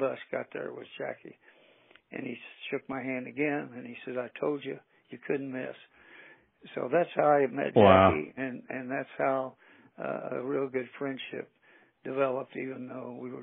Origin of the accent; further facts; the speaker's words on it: Anderson, Indiana, United States; I was an All-American at Anderson University right here in my hometown